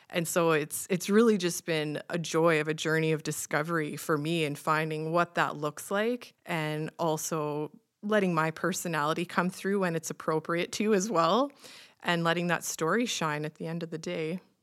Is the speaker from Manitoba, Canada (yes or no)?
no; Saskatchewan, Canada; growing up in Saskatchewan and roast beef and mashed potatoes is pretty much our standard Sunday supper at my grandma's